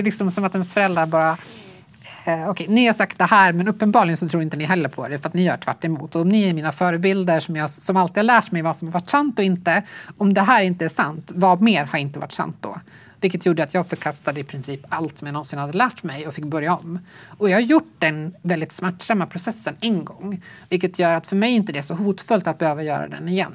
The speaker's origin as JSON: {"language": "Swedish", "country": "Sweden", "tie": "born or raised there"}